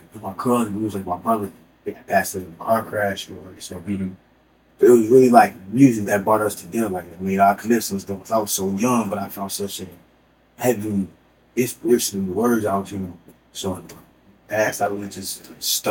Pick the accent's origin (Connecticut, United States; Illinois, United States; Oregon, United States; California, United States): Illinois, United States; moved away; also born or lived in Phoenix, Arizona; I grew up in Columbus, Illinois. I was born and raised up there.